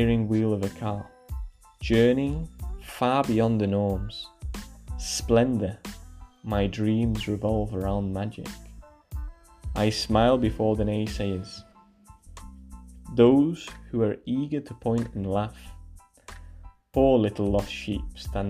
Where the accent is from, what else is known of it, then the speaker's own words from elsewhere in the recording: Barcelona, Catalonia, Spain; I grew up in Catalonia, in Barcelona